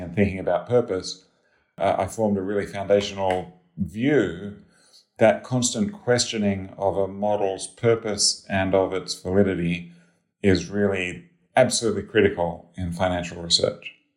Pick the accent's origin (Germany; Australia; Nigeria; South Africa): Australia; moved away as an adult; also born or lived in Sydney, Australia / Cambridge, Massachusetts, United States; I'm Australian